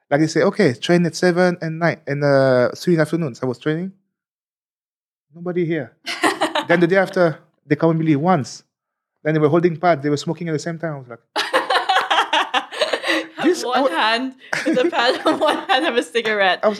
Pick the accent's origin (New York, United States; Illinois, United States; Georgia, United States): New York, United States; yeah, I'm American. So you're right. yeah, sorry, I'm from New York.